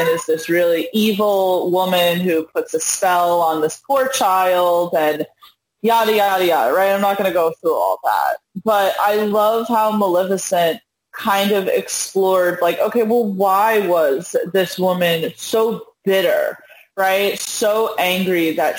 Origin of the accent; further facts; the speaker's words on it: New York, United States; as a New Yorker